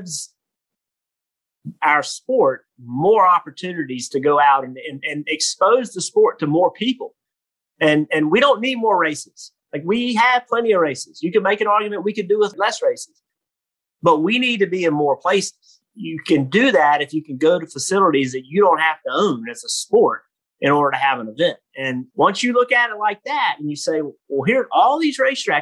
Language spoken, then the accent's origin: English; South Boston, Virginia, United States; I'm from South Boston, Virginia